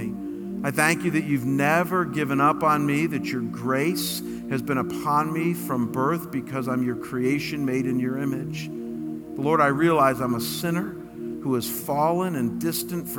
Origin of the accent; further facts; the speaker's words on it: United States; I'm an American